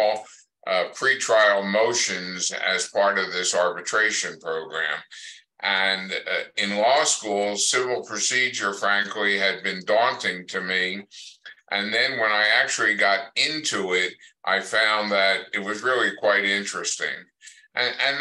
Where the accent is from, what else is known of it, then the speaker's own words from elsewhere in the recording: Pennsylvania, United States; moved away as an adult; now in New Mexico, United States; went back to my home state of Pennsylvania